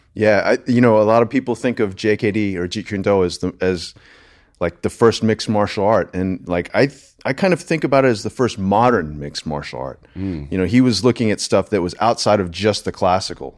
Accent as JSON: {"language": "English", "region": "Delaware", "country": "United States", "tie": "born or raised there", "also_born_or_lived": "Los Angeles / New York", "moved": "as an adult", "lives_now": "Austin, United States", "said": "born and raised in Delaware"}